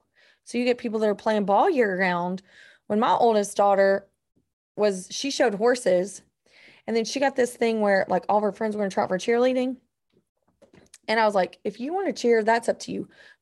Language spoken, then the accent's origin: English; North Georgia, United States; being from North Georgia, and everybody in my circle was a hunter.